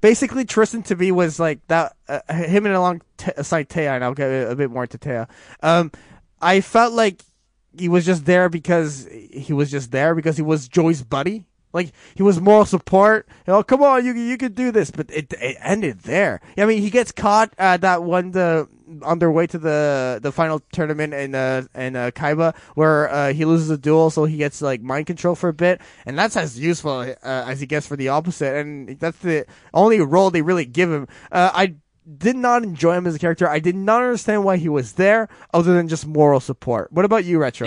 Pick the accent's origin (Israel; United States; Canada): Canada; I'm so Canadian